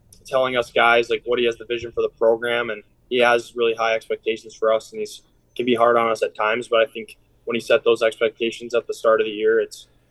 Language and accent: English; Wausau, Wisconsin, United States; I grew up playing hockey in the Wausau area. I played for the Wausau Warjacks growing up